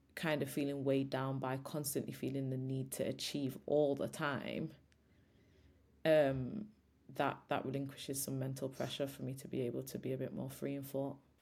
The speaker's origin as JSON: {"language": "English", "town": "Old Trafford", "region": "North West England", "country": "United Kingdom", "tie": "born or raised there", "said": "I grew up in Old Trafford"}